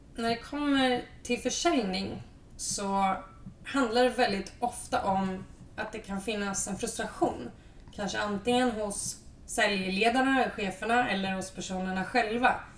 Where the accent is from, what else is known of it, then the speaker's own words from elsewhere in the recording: Östergötland, Sweden; moved away; also born or lived in Lund; jag är en envis östgöte i grunden